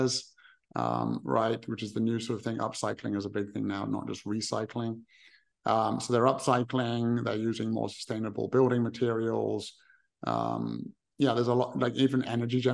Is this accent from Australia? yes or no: no; England, United Kingdom; I'm from England